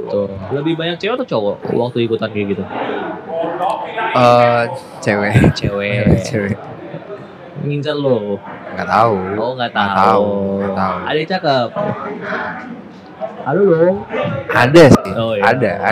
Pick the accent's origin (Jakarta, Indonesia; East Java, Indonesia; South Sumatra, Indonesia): Jakarta, Indonesia; Gue gede di Jakarta. Jakarta. Yoi.